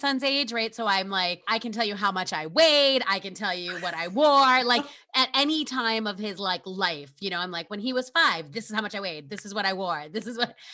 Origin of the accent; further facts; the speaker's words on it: New York, United States; I grew up in New York